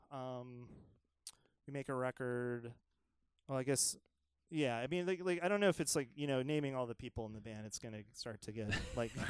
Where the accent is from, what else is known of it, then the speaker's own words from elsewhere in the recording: Georgia, United States; and sort of like I'm from Georgia, and like I don't know, and it was sort of like you know, like a bunch of queer folks in the South doing this